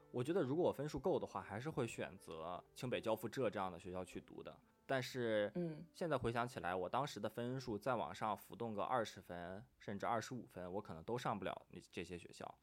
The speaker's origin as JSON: {"language": "Chinese", "region": "northern China", "country": "China", "tie": "born or raised there", "also_born_or_lived": "Shanghai", "moved": "as an adult", "said": "我从小一直生活在北方"}